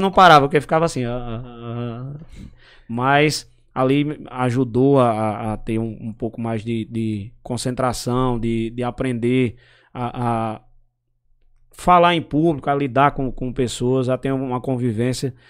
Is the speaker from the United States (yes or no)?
no; São Bento, Paraíba, Brazil; born or raised there; also born or lived in Pombal, Paraíba